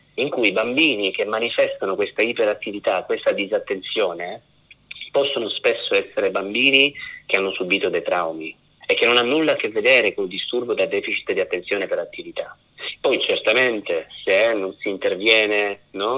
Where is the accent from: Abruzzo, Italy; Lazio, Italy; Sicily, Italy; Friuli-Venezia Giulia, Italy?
Sicily, Italy; io sono siciliano di origine